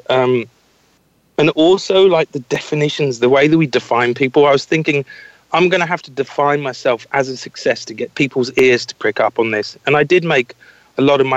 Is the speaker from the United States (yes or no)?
no; Scotland, United Kingdom; I was brought up in Scotland.